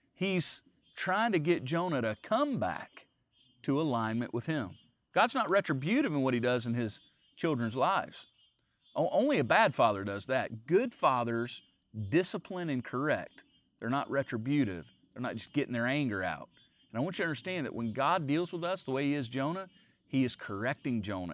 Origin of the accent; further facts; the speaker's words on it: the South, United States; I grew up around Southerners. I'm, I'm a Southerner too